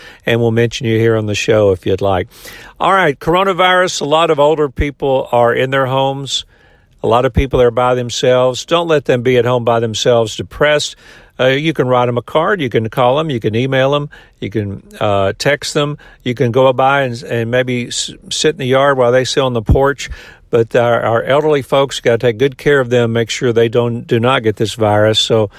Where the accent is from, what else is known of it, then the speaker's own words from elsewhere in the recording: United States; So let's remember we're Americans.